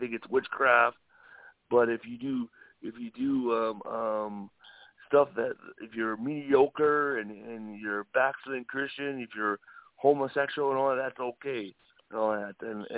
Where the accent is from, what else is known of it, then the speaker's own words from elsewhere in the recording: North Dakota, United States; I'm originally from North Dakota